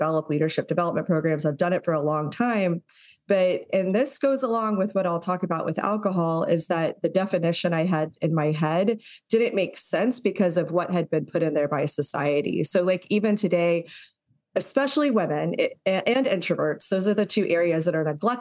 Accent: Texas, United States; I grew up in Texas

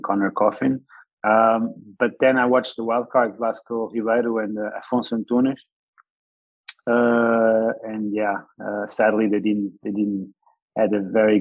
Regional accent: Lisbon, Portugal; also born or lived in Ericeira; I pretty much lived in Ericeira all my life. I'm actually natural. I was born in Lisbon. Ericeira was my holiday place when I was a young baby

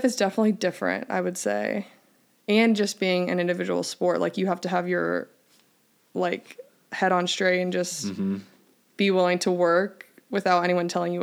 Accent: Indiana, United States; moved away; also born or lived in Michigan / Pepperdine (California); I'm from Indiana.

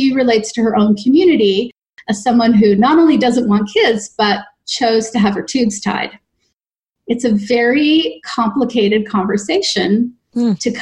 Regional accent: Canada; now in New York City, United States; I am a Canadian

